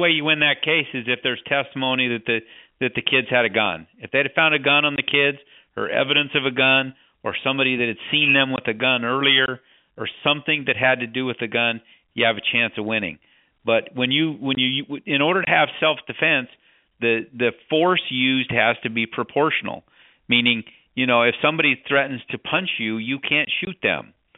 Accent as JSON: {"language": "English", "region": "Wyoming", "country": "United States", "tie": "born or raised there", "said": "I grew up in Wyoming"}